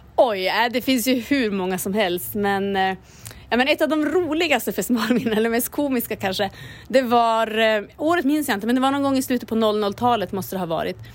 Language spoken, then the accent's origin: Swedish; Kiruna, Norrbotten County, Sweden; det här är min hemort och det är här det händer